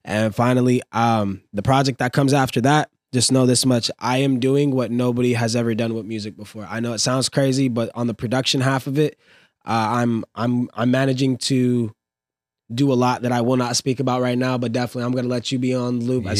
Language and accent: English; California, United States; And after moving everywhere, and I usually tell people I'm from California and ending up in the valley where I was born.